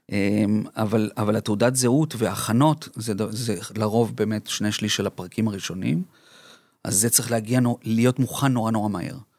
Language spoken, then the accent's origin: Hebrew; Colombia; now in Israel; אני קולומביאני, אמא שלי ארגנטינאית ואני נולדתי בקולומביה